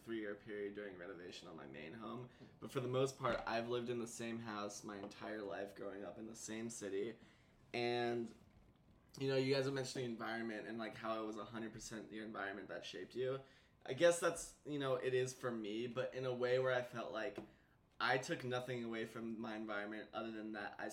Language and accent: English; Pasadena, California, United States; born or raised there